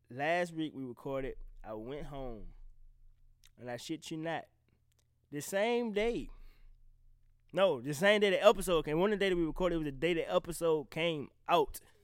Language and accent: English; the South, United States; I'm from the South.